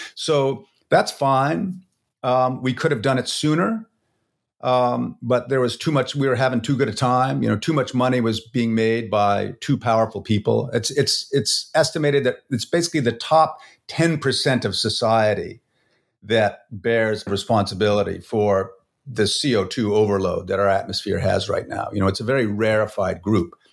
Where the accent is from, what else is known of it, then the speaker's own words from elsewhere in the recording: Vancouver, British Columbia, Canada; I'm from Vancouver